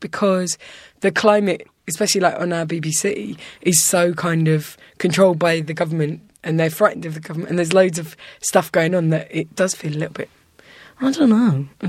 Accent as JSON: {"language": "English", "region": "England", "country": "United Kingdom", "said": "I'm from England."}